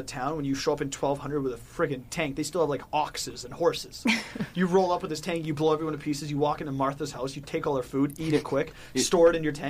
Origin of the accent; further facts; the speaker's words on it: Burnaby, British Columbia, Canada; Never once growing up in Burnaby